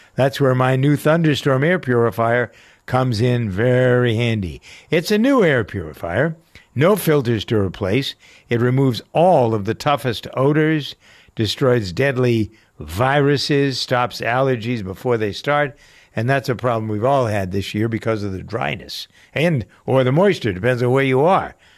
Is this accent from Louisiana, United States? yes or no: no; Framingham, Massachusetts, United States; here in my hometown of Framingham, Massachusetts